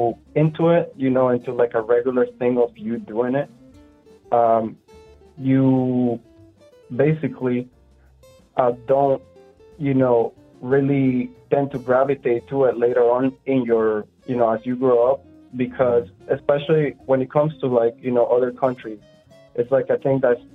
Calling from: Orlando, Florida, United States; Well, I'm calling from my bathtub in Orlando.

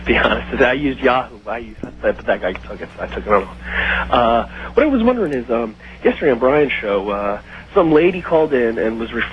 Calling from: Chattanooga, Tennessee, United States; Chattanooga, Tennessee.

